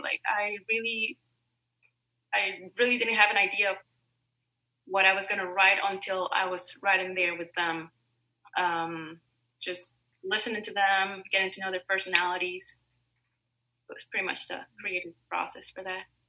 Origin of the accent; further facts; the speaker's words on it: Mexico; moved away as an adult; also born or lived in Statesboro, Georgia; I'm originally from Mexico